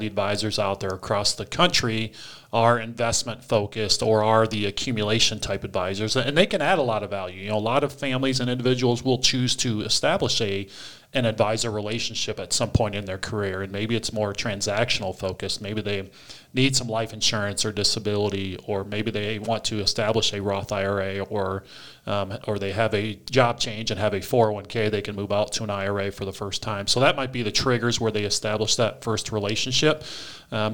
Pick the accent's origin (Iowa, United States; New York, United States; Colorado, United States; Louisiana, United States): Iowa, United States; Eastern; grew up in Eastern Iowa